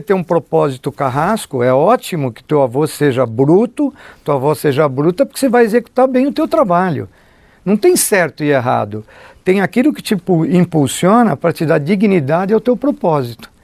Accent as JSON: {"language": "Portuguese", "region": "São Paulo", "country": "Brazil", "tie": "born or raised there", "said": "eu fui criado, eu nasci na Vila Nova Conceição, fui criado no aeroporto de Congonhas"}